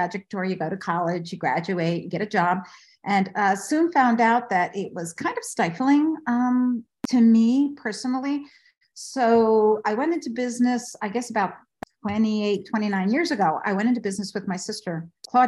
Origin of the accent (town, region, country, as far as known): Washington, District of Columbia, United States; born or raised there; also born or lived in Bogota, Colombia